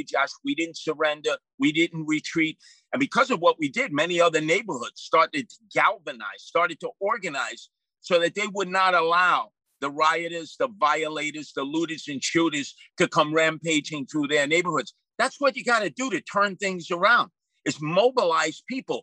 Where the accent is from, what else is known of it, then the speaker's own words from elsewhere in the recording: New York City, New York, United States; I was raised by my father and mother in Canarsie, Brooklyn